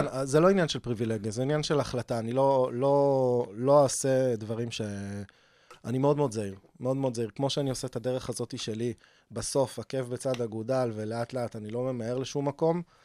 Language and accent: Hebrew; Rishon LeZion, Central District, Israel; also born or lived in Beersheba / Eilat; now in Holon, Israel; חזרנו לבאר שבע לכיתות א'-ב', ועברנו לראשון ב-88, ב- אה, שם התחלתי ג' ו- ואז אה, רשל"צי עד, עד גיל 27